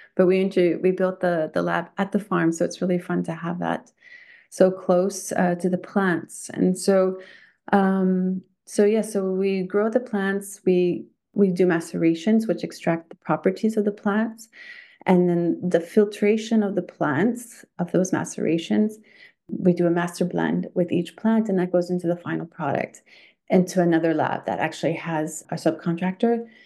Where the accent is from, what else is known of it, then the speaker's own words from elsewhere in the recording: Thunder Bay, Ontario, Canada; now in Quebec, Canada; From Thunder Bay, Ontario, um, grew up a country girl in the countryside